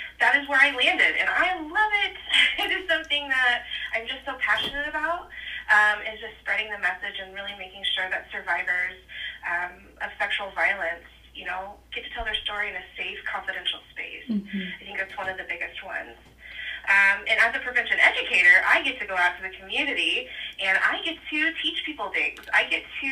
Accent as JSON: {"language": "English", "area": "just outside of Decatur", "region": "Illinois", "country": "United States", "tie": "born or raised there", "said": "I grew up just right outside of Decatur. And so I've always been around this area"}